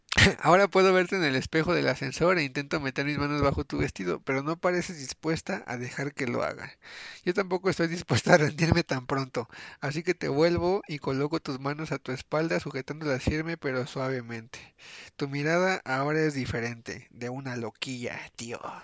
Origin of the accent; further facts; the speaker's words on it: Mexico; nos unimos como, ahora sí que como mexicanos